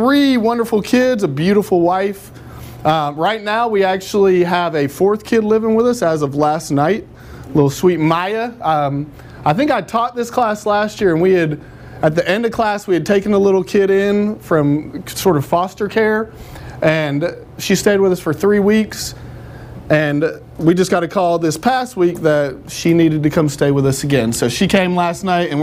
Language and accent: English; Nashville, Tennessee, United States; I actually am from Antioch, so not even Nashville, but, you know, I grew up close to the dam and went swimming at Percy Priest Lake